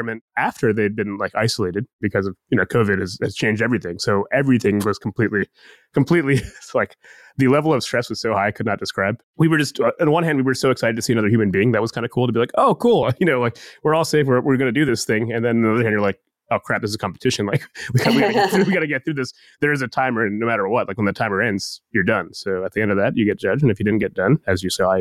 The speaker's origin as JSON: {"language": "English", "town": "Columbus", "region": "Ohio", "country": "United States", "tie": "born or raised there", "said": "My parents are from Bangladesh and I was born in Columbus"}